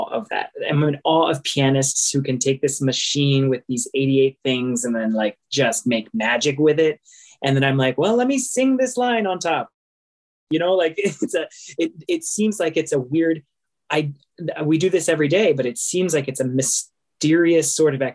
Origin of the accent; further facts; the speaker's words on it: San Antonio, Texas, United States; I grew up in the First Baptist Church of San Antonio